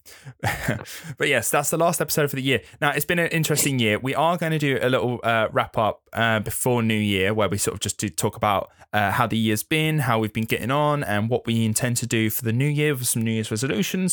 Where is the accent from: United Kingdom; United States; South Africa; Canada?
United Kingdom; England; being English